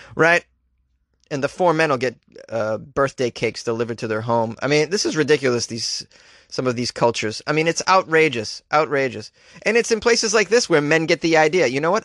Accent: New England, United States; I'm from New England

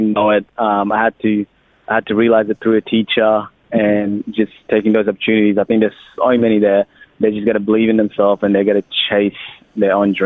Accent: Australia; accent: Australian; also born or lived in Sudan; We've got the Australian accent

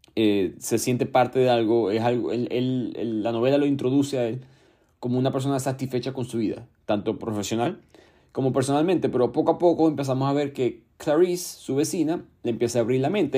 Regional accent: Venezuela; mi país, Venezuela

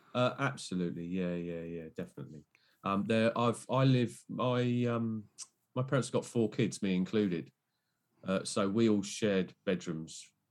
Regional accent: Bognor Regis, South East England, United Kingdom; moved away; I'm originally from a place called Bognor Regis

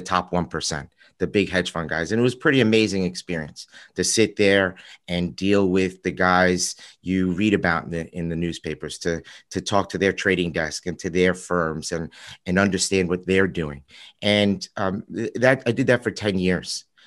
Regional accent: New York, United States; also born or lived in Chicago; I'm from New York

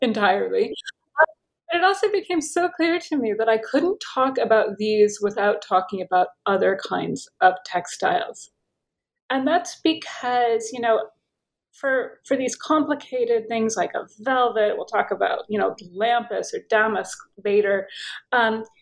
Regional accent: United States; moved away as an adult; also born or lived in Paris / Tunisia / Turkey / Oxford; I'm American. Perhaps you can tell by my accent.

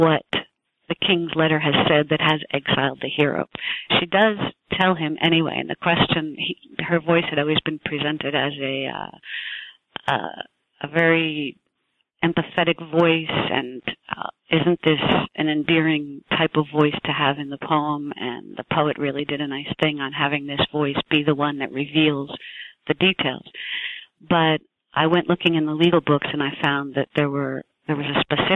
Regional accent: New Jersey, United States; also born or lived in New York City, United States; I was born in New Jersey

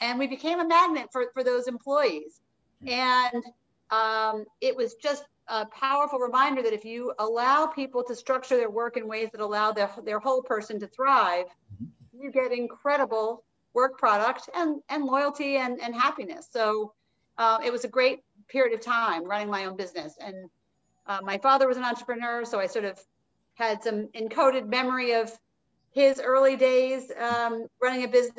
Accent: Providence, Rhode Island, United States; which is located in Providence, Rhode Island, which is as close to my hometown as anywhere, I spent 10 years there growing up after moving a ton as a kid

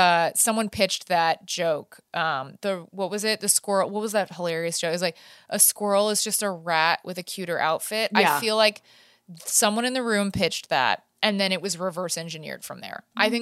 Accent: Manhattan, New York, United States; You know, I'm from Manhattan. I don't know about cows.

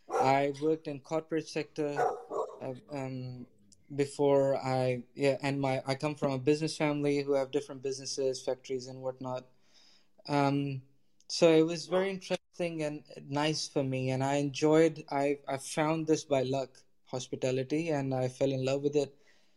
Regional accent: Lahore, Punjab, Pakistan; So I'm from Pakistan. I grew up in Pakistan, from a city called Lahore in Pakistan. Fantastic city. I love it.

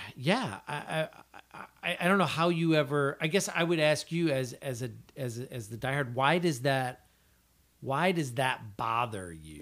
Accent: Wilmington, Illinois, United States; I grew up in Wilmington

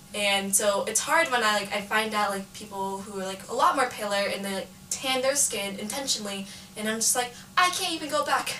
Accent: Antioch, California, United States; I grew up in Antioch, California, which is like East Bay area

